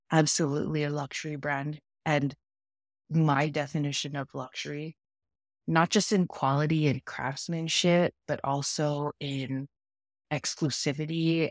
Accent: Toronto, Ontario, Canada; also born or lived in New York; now in Toronto, Canada; I grew up in Toronto, Canada

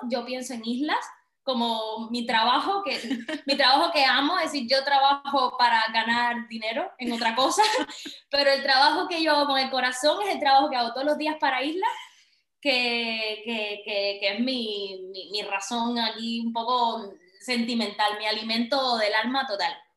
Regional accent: Cuba; moved away as an adult; now in Valencia, Spain; yo salí de Cuba creo que por el año 2013 o 14

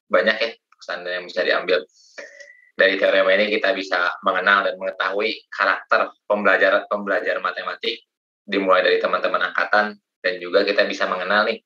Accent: Rangkasbitung, Banten, Indonesia; saya dari Rangkas Bitung, Kang

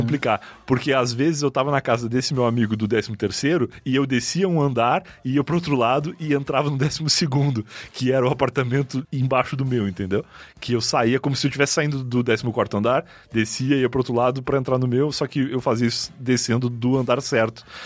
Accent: Rio Grande do Sul, Brazil; moved away as an adult; now in São Paulo, Brazil; sou gaúcho é, desde que nasci

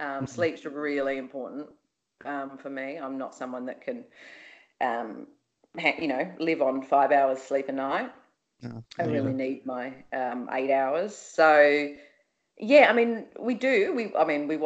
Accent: Byron Bay, New South Wales, Australia; grew up in Byron Bay

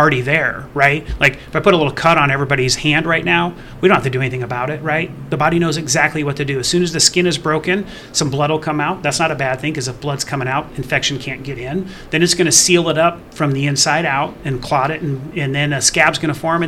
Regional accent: Las Vegas, Nevada, United States; moved away as an adult; I grew up in Southern Nevada in the Las Vegas area

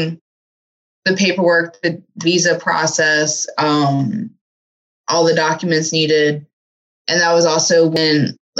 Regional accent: Virginia, United States; moved away as an adult; now in Finland; I'm from Virginia in the United States

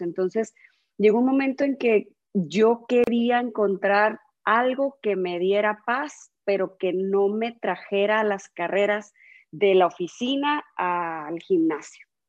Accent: San Luis Río Colorado, Sonora, Mexico; also born or lived in Monterrey; nací aquí en San Luis Río, Colorado

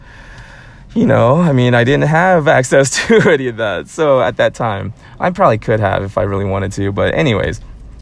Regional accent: New Jersey, United States; moved away; also born or lived in Atlanta; I grew up in New Jersey

